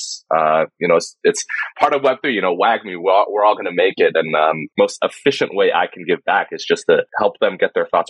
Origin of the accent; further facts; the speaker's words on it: Taiwan; I'm from Taiwan